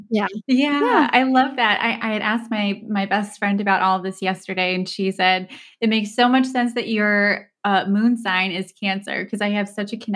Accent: Dubai, United Arab Emirates; first language Turkish; also born or lived in Istanbul, Turkey; I grew up in Dubai and Istanbul, just traveling every couple of years to a different part of the world.

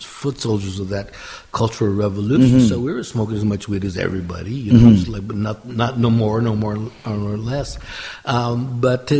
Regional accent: California, United States; moved away as an adult; also born or lived in Canada; I'm from California

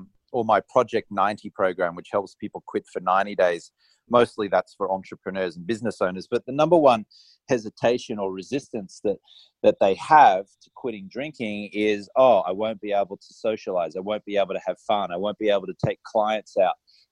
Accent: Australia; I grew up in Australia and I was just an Australian societally acceptable drinker

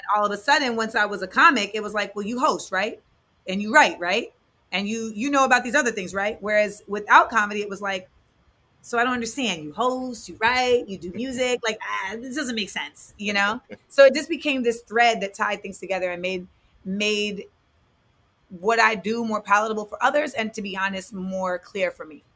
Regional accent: Orlando, Florida, United States; moved away as an adult; also born or lived in Inglewood, California / San Fernando Valley, California / New York; I was born in Inglewood. I, I grew up in the Valley until I was eight. Then I moved to Orlando until I was 18

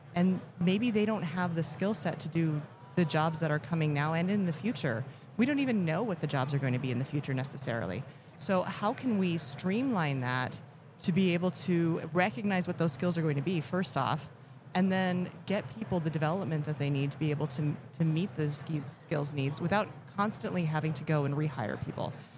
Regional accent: Elkhart, Indiana, United States; I was born in Elkhart, Indiana

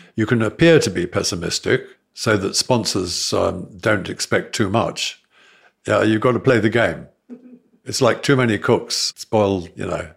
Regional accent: South Africa; moved away; I was brought up in South Africa

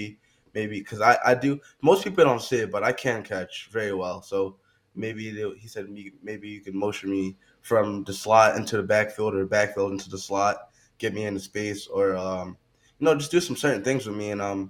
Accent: Pennsylvania, United States; my hometown loves Penn State

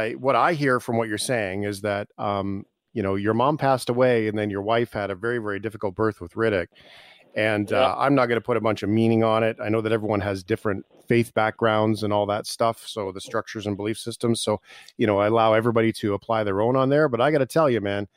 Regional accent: Calgary, Alberta, Canada; I'm even from Calgary

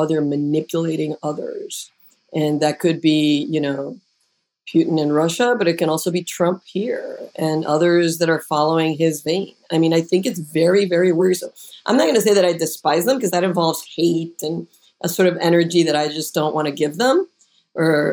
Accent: Puerto Rico; moved away; I'm originally from Puerto Rico

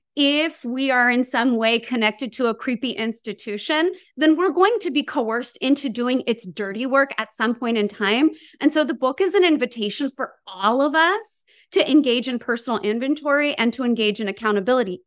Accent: Santa Maria, California, United States; now in Long Beach, United States; I'm from Santa Maria, which is, um, a town that I jokingly refer to as Fresno by the Sea.

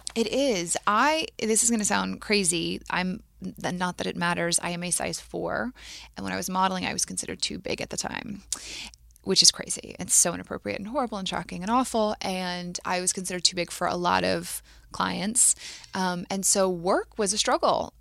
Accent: Matthews, North Carolina, United States; I grew up in Matthews, North Carolina, outside of Charlotte.

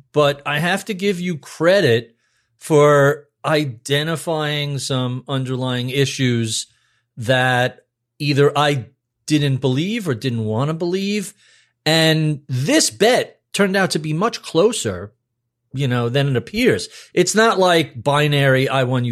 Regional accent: New York, United States; as a New Yorker who took trains

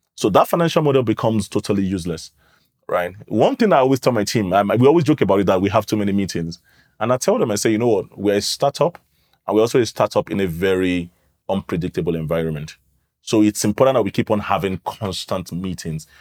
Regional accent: London, United Kingdom; moved away as an adult; now in Nigeria; I grew up in London. I moved to Nigeria in twenty fifteen

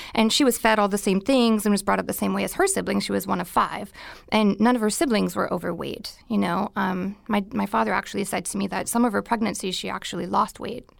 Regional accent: Minnesota, United States; moved away as an adult; now in California, United States; I was born and raised in Minnesota

